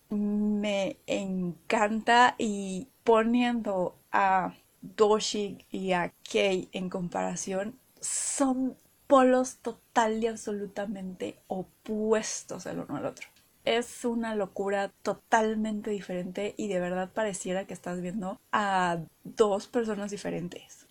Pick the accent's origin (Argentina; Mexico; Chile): Mexico; acá en México de que cada región pues tenemos nuestro acento y nuestra particular forma de hablar